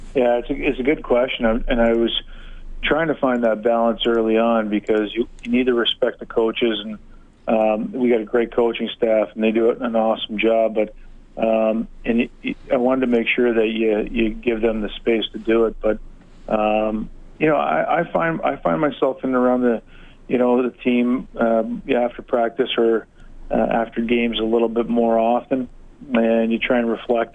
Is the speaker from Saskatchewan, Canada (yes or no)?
no; Hamilton, Ontario, Canada; my hometown of Hamilton